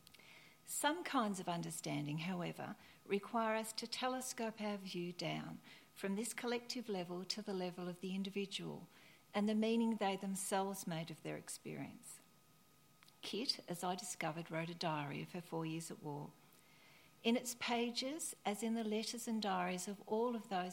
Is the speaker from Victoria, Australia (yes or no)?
yes; near the Yarra Ranges in Victoria, Australia; my hometown near the Yuyang Ranges in Victoria